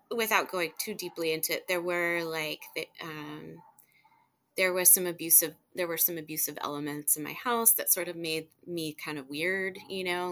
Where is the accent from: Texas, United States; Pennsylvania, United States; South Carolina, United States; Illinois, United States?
Texas, United States; Houston; also born or lived in Ashtabula, Ohio; we grew up in Kingwood, in suburb of Houston